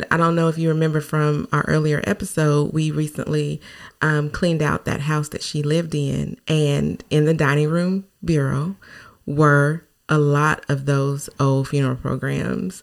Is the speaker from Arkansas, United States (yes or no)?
yes; Newport, Arkansas, United States; my hometown in newport